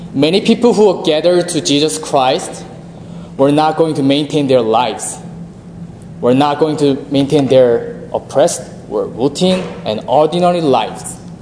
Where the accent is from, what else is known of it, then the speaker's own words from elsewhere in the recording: South Korea; moved away as an adult; now in United States; I'm from South Korea